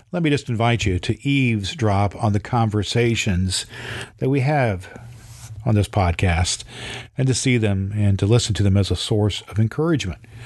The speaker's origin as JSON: {"language": "English", "town": "Terre Haute", "region": "Indiana", "country": "United States", "tie": "born or raised there", "said": "I was born in Terre Haute, Indiana, and I have served as an ordained elder in the Indiana Conference"}